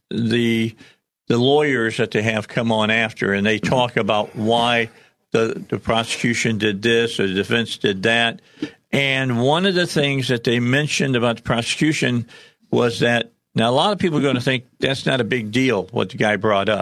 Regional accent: Chicago, Illinois, United States; moved away; I grew up in the Chicagoland area

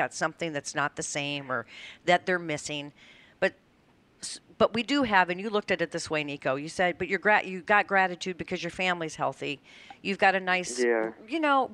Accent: Colorado, United States; I grew up in Colorado

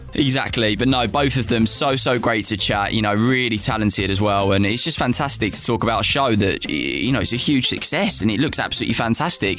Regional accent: United Kingdom; now in London, United Kingdom; being British and living in Britain and living in London myself

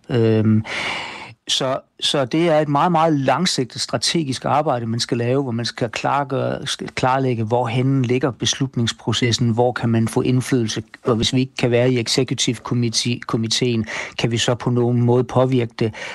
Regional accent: Denmark

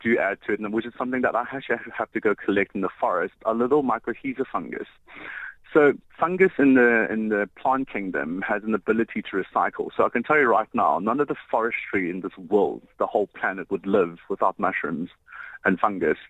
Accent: Johannesburg, Gauteng, South Africa; moved away as an adult; also born or lived in Cape Town; I'm actually from Johannesburg

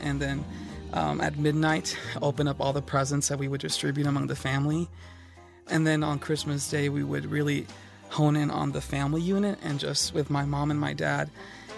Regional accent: San Antonio, Texas, United States; Growing up in San Antonio, Texas, I grew up in a home that was very Latin

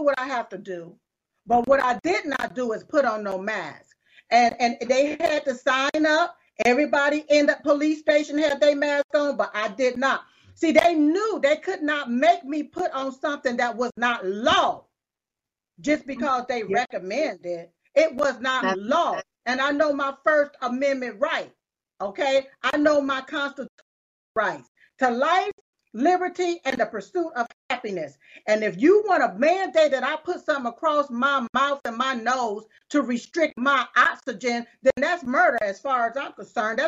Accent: United States; I was born right here in America

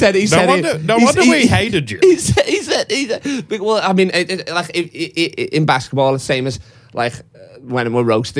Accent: England, United Kingdom; I'm English and white

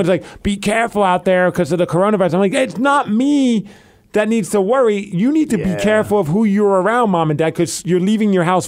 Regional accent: Calgary, Alberta, Canada; I'm from Alberta.

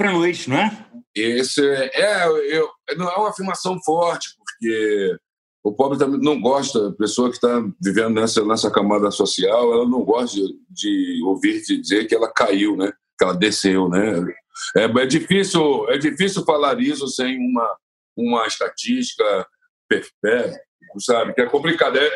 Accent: Brazil; as pessoas sabem que eu venho do Brasil.

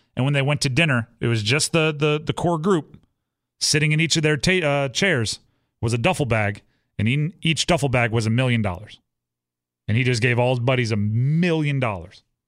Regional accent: Hawaii, United States; moved away; I grew up in Hawaii

